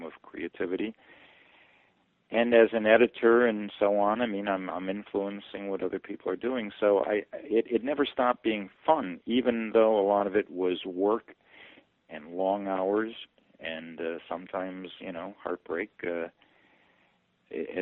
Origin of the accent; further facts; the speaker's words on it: Milwaukee, Wisconsin, United States; moved away as an adult; also born or lived in Princeton, Wisconsin; now in Massachusetts, United States; growing up in Milwaukee